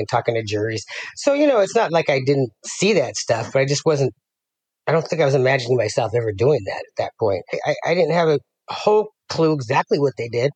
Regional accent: Las Vegas, Nevada, United States; moved away as an adult; also born or lived in Denver, Colorado; now in San Ramon, United States; raised in Las Vegas

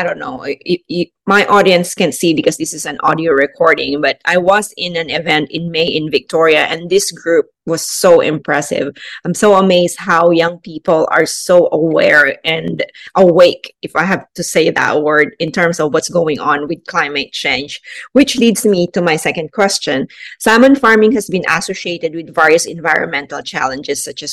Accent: Philippines; I am from the Philippines

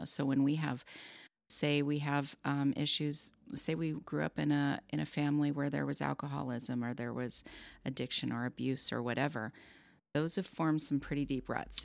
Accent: Southern California, United States; I grew up in Southern California

